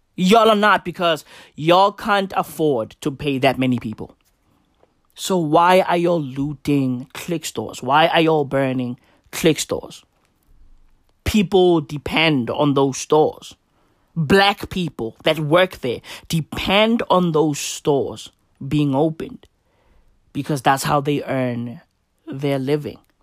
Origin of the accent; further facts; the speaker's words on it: South Africa; I'm African. I'm recording this in South Africa. I am South African.